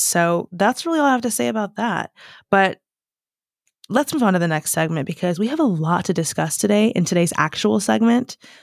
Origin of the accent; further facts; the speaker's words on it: United States; moved away as an adult; now in United Kingdom; I am so American